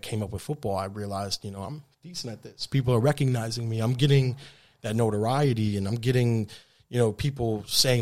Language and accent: English; Troy, New York, United States; moved away as an adult; also born or lived in Manhattan, New York / Australia; My college was here. I went to high school, middle school, and college on the same city block